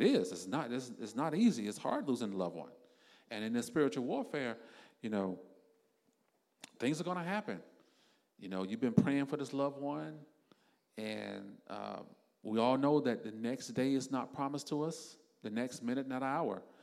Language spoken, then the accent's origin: English; South Florida, United States; me and my wife because we're from South Florida